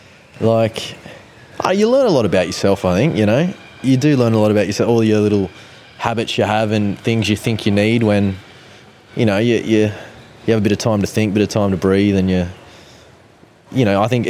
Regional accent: Central Coast, New South Wales, Australia; doing the trips up to Sydney a lot when I was younger from the Central Coast

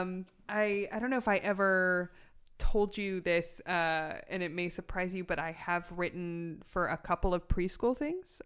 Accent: Los Angeles, California, United States; I'm from North Hollywood

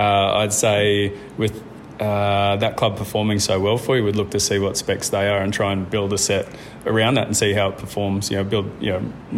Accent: Gold Coast, Queensland, Australia; moved away as an adult; now in Yamba, Australia; We grew up on the Gold Coast and we had an incredible upbringing on the beach

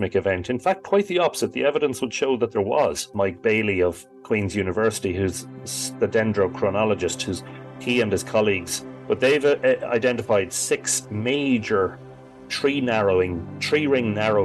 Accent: Drogheda, County Louth, Ireland; growing up in Drogheda during the 80s

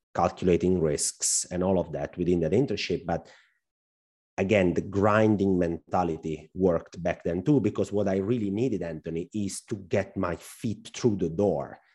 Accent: Italy; accent: Al Pacino accent; English is a second language; also born or lived in northern Italy; we Italians are not very well known to speak fluent English

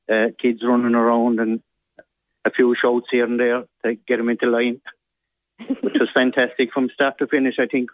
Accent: Bruff, County Limerick, Ireland; Yeah, I'm from Brough, Joe, and of course, we have our local hero, Sean Finn.

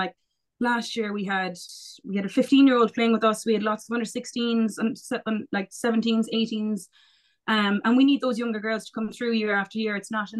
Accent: Castlehaven, Munster, Ireland; to be that female role model for girls growing up in Castlehaven, that they have someone to look up to.

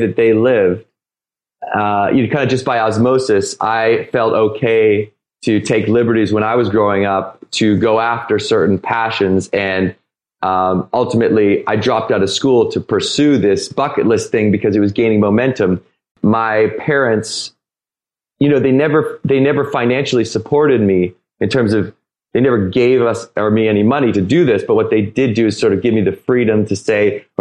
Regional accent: Victoria, British Columbia, Canada; I grew up in Victoria, BC, in Canada

